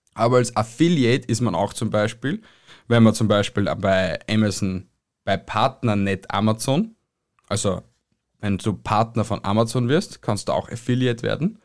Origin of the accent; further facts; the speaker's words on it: Austria; bei uns in Österreich